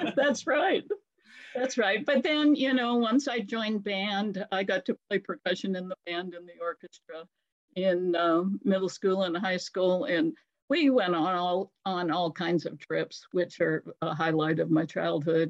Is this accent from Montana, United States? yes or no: yes; Great Falls, Montana, United States; moved away as an adult; also born or lived in Georgia; now in Owensboro, United States; I was born in Great Falls, Montana, and that's a really out of the way place.